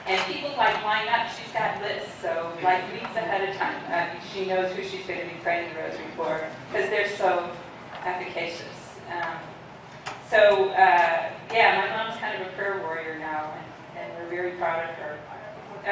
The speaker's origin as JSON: {"language": "English", "town": "St. Louis", "region": "Missouri", "country": "United States", "tie": "born or raised there", "said": "I was born and raised in St. Louis"}